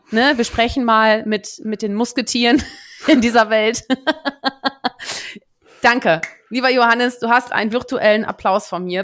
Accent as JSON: {"language": "German", "area": "Münsterland", "region": "North Rhine-Westphalia", "country": "Germany", "also_born_or_lived": "Netherlands", "moved": "yes", "said": "ich bin ja geboren in den Niederlanden, so, aber aber ich habe ja eine eine nicht unbeträchtliche Zeit, nämlich zehn Jahre meines Lebens äh, im Münsterland äh, verbracht"}